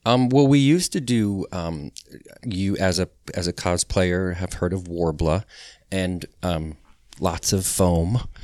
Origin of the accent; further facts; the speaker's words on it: Connecticut, United States; moved away as an adult; now in Orlando, United States; I grew up on a small little farm in Connecticut